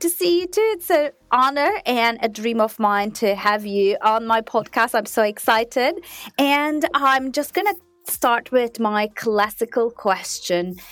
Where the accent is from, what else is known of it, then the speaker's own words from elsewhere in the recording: Turkey; moved away; I'm from Turkey